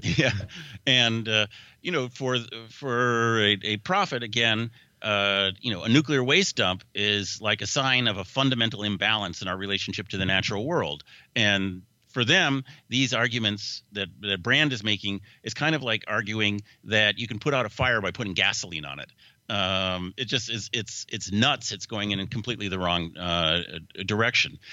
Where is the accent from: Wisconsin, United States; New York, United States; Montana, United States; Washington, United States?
Washington, United States; Seattle; moved away; also born or lived in Woodinville, Washington / Bellevue, Washington; it's my hometown.